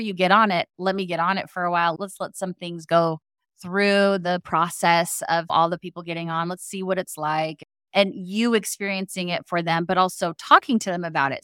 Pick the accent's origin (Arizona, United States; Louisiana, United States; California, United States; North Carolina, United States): Arizona, United States; I grew up in Arizona